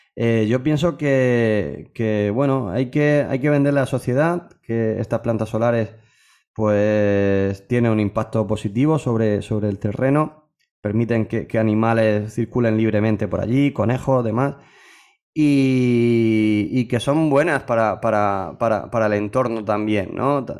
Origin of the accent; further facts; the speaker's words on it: Region of Murcia, Spain; somos murcianos